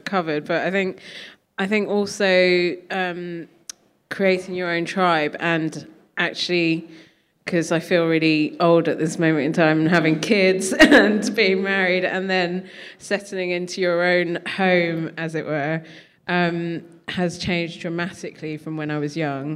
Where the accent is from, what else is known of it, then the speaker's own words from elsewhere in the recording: London, United Kingdom; I'm a Londoner born and bred